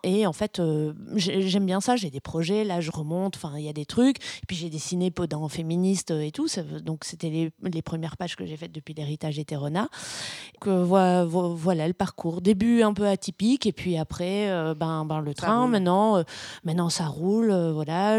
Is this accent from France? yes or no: no; Brussels, Brussels-Capital Region, Belgium; je suis belge, je suis bruxelloise